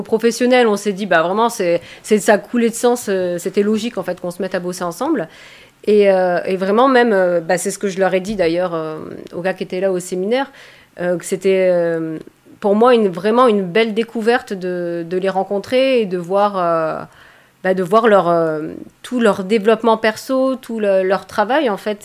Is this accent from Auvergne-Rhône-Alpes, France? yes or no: no; Provence-Alpes-Côte d'Azur, France; je viens des Alpes-Maritimes